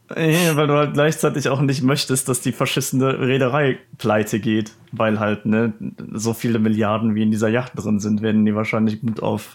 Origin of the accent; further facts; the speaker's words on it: Netherlands; mir als Holländer